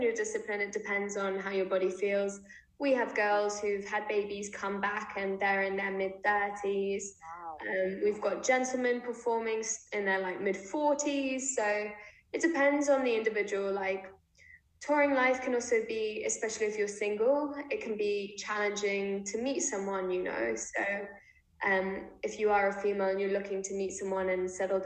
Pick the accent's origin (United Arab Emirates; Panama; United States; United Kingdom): United Kingdom; London; also born or lived in Israel; London, it's my hometown